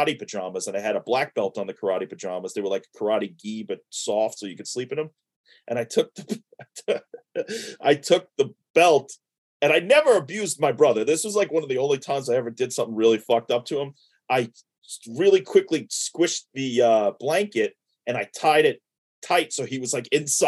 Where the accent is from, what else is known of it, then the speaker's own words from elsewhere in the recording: New York City, New York, United States; moved away as an adult; also born or lived in Floral Park, New York; So the first, 23 years of my life was in New York. I started out in Sheepshead Bay, Brooklyn. I was there for about 7 years.